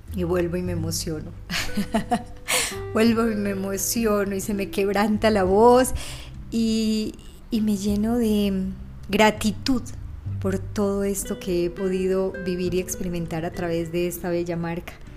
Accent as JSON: {"language": "Spanish", "town": "Valledupar", "region": "Cesar", "country": "Colombia", "tie": "born or raised there", "also_born_or_lived": "Ciudad Bolívar, Antioquia", "said": "Valledupar en mi anterior primer podcast porque fue la ciudad donde viví mi infancia y quizás mi adolescencia"}